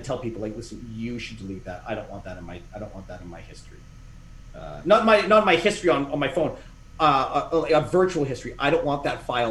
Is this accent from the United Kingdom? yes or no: no; Canada; also born or lived in Shenzhen, China; I'm a Canadian, so here I am in Canada. I'm in the lovely city of Ottawa